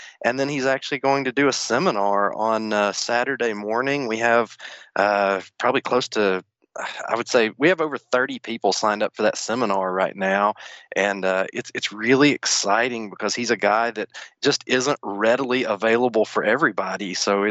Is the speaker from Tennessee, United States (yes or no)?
yes; Tullahoma, Tennessee, United States; Murdoch's dad is actually from my hometown of Tullahoma, Tennessee.